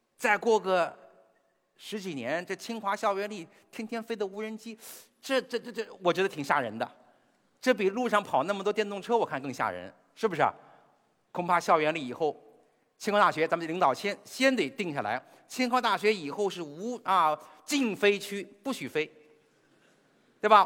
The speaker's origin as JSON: {"language": "Chinese", "country": "China", "said": "我们中国人可以骄傲地说"}